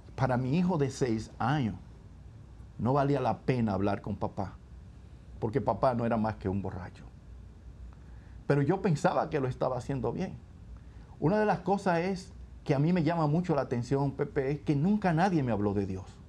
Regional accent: Santo Domingo, Distrito Nacional, Dominican Republic; yo eh, nací también en Santo Domingo, que es la capital de la República Dominicana. Eh, y yo crecí en una familia

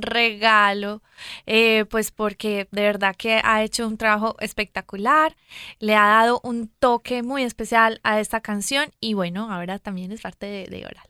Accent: Colombia; si me escuchan mi acento, yo soy de Colombia.

